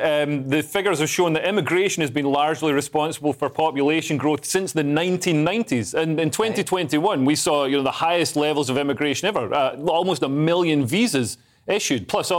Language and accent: English; Scotland, United Kingdom; moved away; Scots who lived outside Scotland, but in the UK, like me